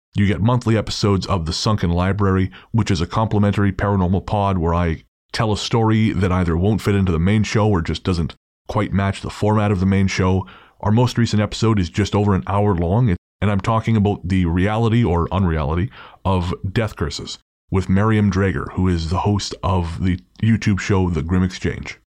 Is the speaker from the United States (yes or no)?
no; England, United Kingdom; we are English